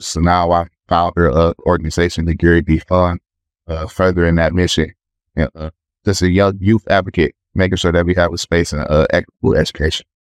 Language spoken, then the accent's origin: English; Detroit, Michigan, United States; I'm from Detroit, Michigan